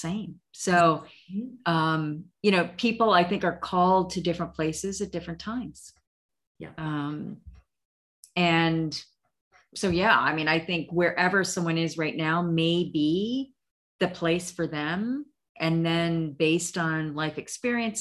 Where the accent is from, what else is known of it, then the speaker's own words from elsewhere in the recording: Illinois, United States; moved away as an adult; also born or lived in Maryland / Arizona; I initially grew up in Illinois